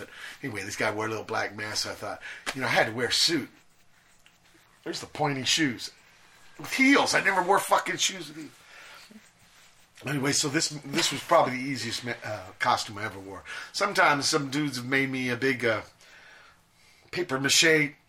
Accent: Virginia, United States; You know, I came from Virginia.

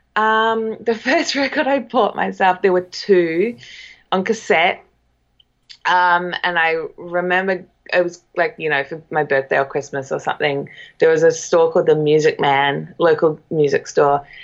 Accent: New Zealand; now in Echo Park, United States; I'm a New Zealander

